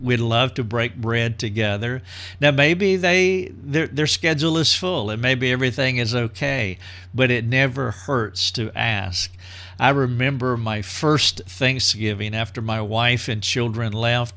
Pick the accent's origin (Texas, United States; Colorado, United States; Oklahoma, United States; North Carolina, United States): North Carolina, United States; moved away as an adult; also born or lived in Greenville, South Carolina; my hometown in North Carolina